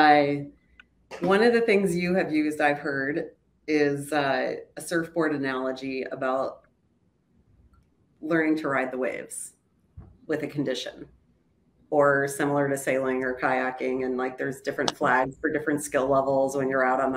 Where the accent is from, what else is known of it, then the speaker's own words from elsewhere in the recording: Ohio, United States; now in Chicago, United States; I grew up in Ohio and now I live in Chicago.